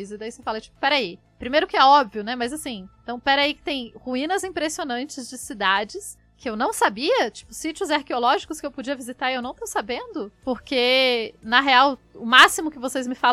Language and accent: Portuguese; Acre, Brazil; Então, eu nasci no Acre e morava na floresta.